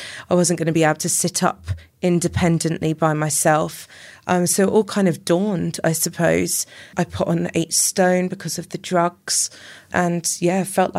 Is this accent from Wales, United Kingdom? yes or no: yes; Llanelli, Wales, United Kingdom; Brought up in Llanelli.